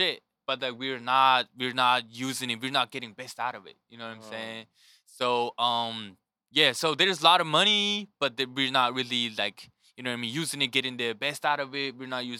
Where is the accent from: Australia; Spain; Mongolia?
Mongolia; moved away as an adult; also born or lived in North Dakota / Colorado / Kansas City; now in United States; So for growing up in Mongolia was my childhood was pretty like ordinary kid in Mongolia